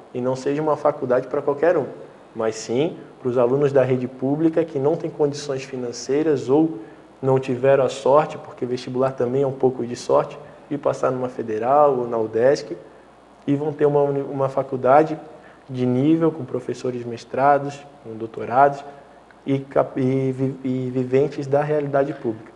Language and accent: Portuguese; Florianópolis, Santa Catarina, Brazil; eu moro num bairro aqui em Florianópolis, que é o bairro de Coqueiros, nasci lá, nasci na Praia do Bom Abrigo, me criei a infância